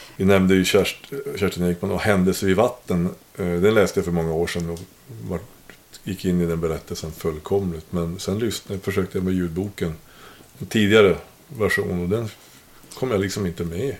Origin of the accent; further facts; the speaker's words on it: Norrbotten County, Sweden; jag kommer nästan från Kiruna, för det är typ 35 mil ifrån